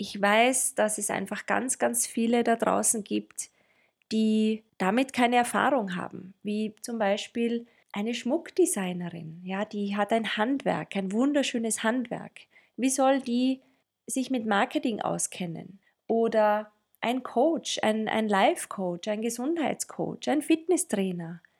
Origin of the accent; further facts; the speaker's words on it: Tyrol, Austria; accent: Tyrolean; now in Vienna, Austria; meistens werde ich an meinem rollenden R gleich als Tirolerin identifiziert. ich lebe in Wien